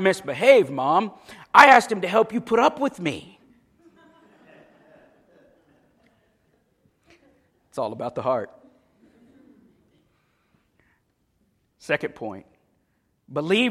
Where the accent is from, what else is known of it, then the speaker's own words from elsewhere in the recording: Paisley, Florida, United States; I grew up in Paisley